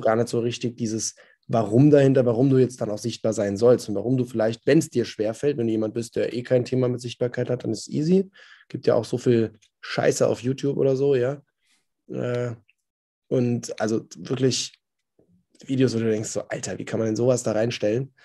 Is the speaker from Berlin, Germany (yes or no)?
no; Odenwald, southern Hesse, Germany; moved away; Ich komme vom, vom Land, aus dem Odenwald in äh, Südhessen, Grenze zu Bayern und Baden-Württemberg.